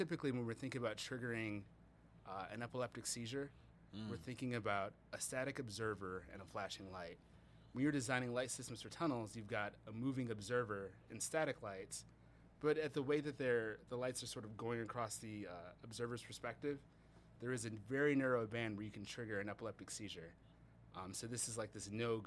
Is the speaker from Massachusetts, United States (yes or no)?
no; Milwaukee, Wisconsin, United States; moved away as an adult; now in Detroit, United States; I was born and raised in Milwaukee, Wisconsin